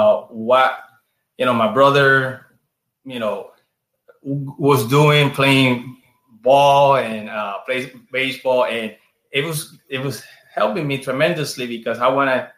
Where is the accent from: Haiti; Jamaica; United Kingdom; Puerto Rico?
Puerto Rico; San Germán; English is a second language; moved away as an adult; also born or lived in Chicago, United States; now in Orlando, United States; I'm from San Germán